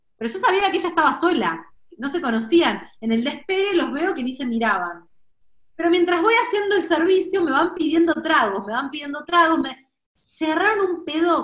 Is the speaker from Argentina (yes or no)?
yes; Argentina; nadie me dice sos argentina